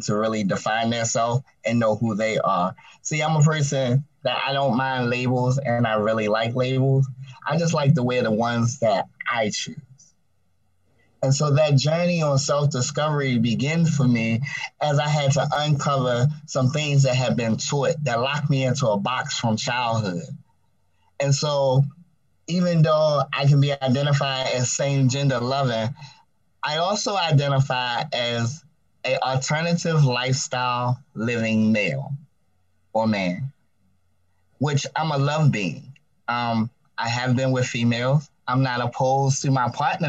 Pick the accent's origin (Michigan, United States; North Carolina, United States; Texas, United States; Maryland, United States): Maryland, United States; Baltimore; I now reside in the lovely state of Maryland, in the wonderful city of Baltimore